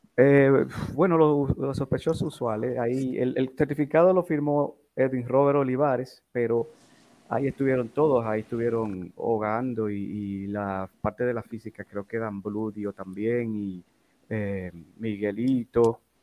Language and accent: Spanish; Santo Domingo, Distrito Nacional, Dominican Republic; Yo nací en Distrito Nacional, en Santo Domingo, el 29 de enero de 1976